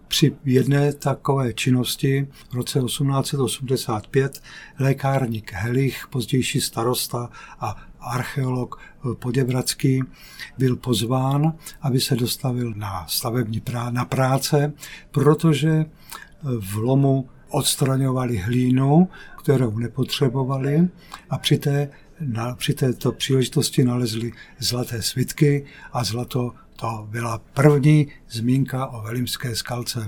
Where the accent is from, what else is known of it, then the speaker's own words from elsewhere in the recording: Jaroměř, Hradec Králové Region, Czechia; Já jsem východočech z Jaroměře